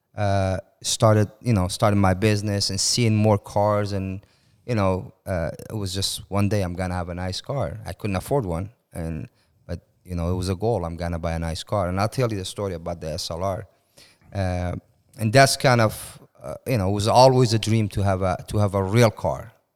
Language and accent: English; Iran; moved away as an adult; also born or lived in Turkey; now in United States; I moved from Iran when I was nineteen